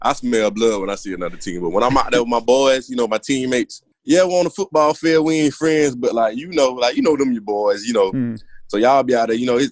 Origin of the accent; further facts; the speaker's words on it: Georgia, United States; moved away; I'm from Georgia